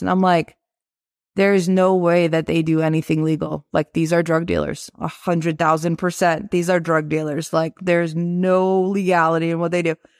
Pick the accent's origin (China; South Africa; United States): United States; Boston, Massachusetts; also born or lived in Tirana, Albania / Italy; when I was five years old, we moved to Boston, Mass. And that's where we've been kind of this whole time since we came from Italy, because I was born in Tirana, Albania